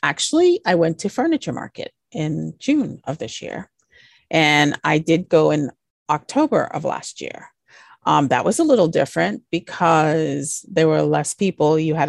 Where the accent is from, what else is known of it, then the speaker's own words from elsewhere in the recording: U.S. Virgin Islands; I grew up in the Virgin Islands, and at one point I had a project there that I was working on.